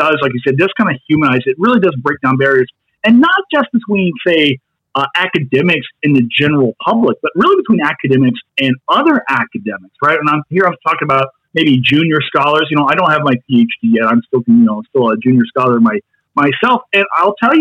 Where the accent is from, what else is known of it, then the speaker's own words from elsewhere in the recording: Kentucky, United States; I'm from Kentucky.